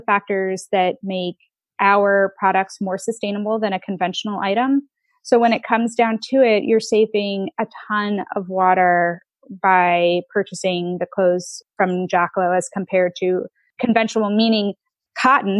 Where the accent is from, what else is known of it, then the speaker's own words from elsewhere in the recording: United States; moved away as an adult; now in Netherlands; I'm American and a lot of my customer base is in the United States